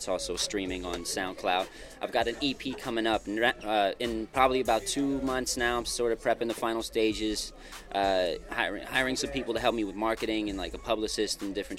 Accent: Salt Lake City, Utah, United States; also born or lived in Johannesburg, South Africa; But I'm from Salt Lake City. I grew up in Salt Lake City, surrounding areas like West Valley, you know, different places out there. But I was born in Johannesburg, South Africa.

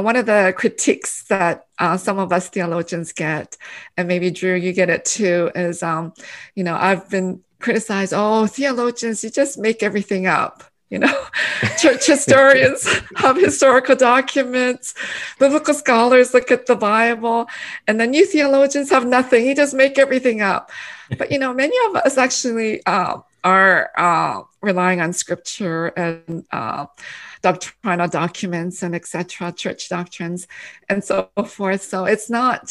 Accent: Canada; English is a second language; moved away as an adult; also born or lived in Korea; now in United States; I was born in Korea, and then our family immigrated to Canada in 1975. And then, so I actually did my kindergarten all the way up to my PhD in Canada

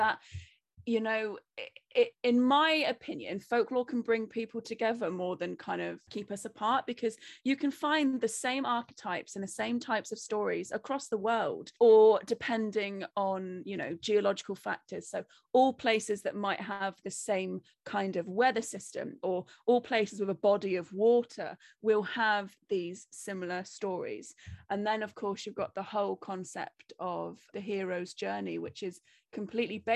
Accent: Cornwall, South West England, United Kingdom; also born or lived in Wales; I'm Cornish

